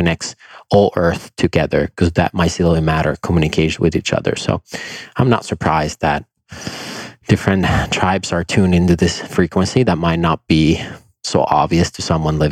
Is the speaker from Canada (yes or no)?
no; Finland; I grew up in Finland